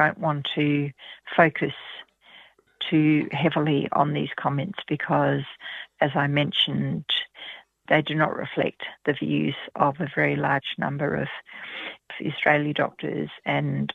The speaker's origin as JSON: {"language": "English", "country": "Australia", "said": "As an Australian"}